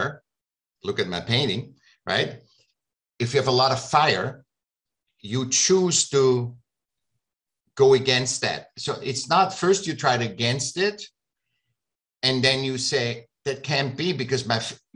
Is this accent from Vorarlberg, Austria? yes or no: no; Vienna, Austria; moved away as an adult; now in California, United States; I grew up in Vienna. I was born in Vienna. And I came here when I was 18.